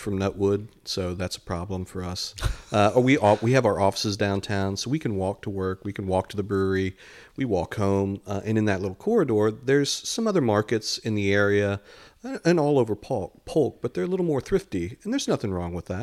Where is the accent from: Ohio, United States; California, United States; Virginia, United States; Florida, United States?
Ohio, United States; Dayton; moved away as an adult; also born or lived in San Antonio, Texas / Detroit, Michigan; now in Lakeland, United States; we grew up in Dayton, Ohio